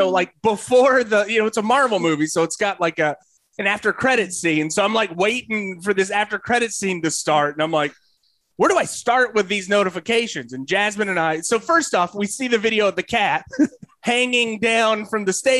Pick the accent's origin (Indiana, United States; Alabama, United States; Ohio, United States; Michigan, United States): Michigan, United States; Detroit; accent: Detroit; I'm turning into Scott Steiner with my Detroit accent.